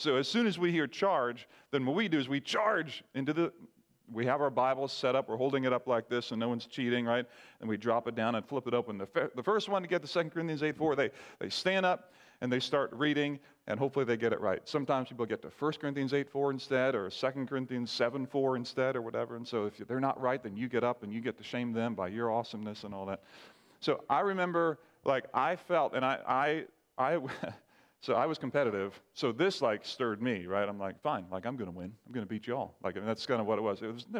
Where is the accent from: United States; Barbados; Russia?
Barbados; I remember growing up in the Caribbean, parents were missionaries, and some of you know that, grew up in Barbados. We had what was called a sword drill at church in Barbados.